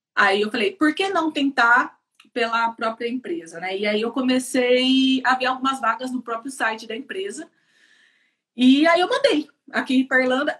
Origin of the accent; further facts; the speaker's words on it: Campinas, São Paulo, Brazil; moved away as an adult; now in Ireland; sou de Campinas, é, São é, Paulo. sou de Campinas